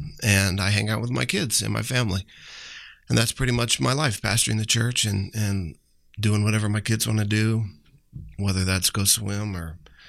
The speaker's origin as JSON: {"language": "English", "town": "San Antonio", "region": "Texas", "country": "United States", "said": "I am from San Antonio, Texas."}